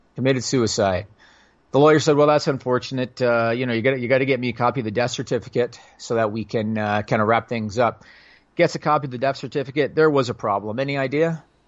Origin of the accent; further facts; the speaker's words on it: Canada; I'm Canadian